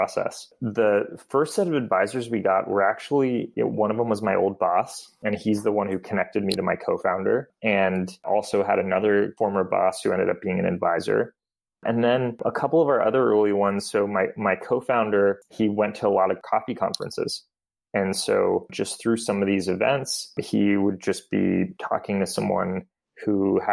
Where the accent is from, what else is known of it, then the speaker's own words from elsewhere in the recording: Bay Area, California, United States; also born or lived in Boston; I grew up in the Bay Area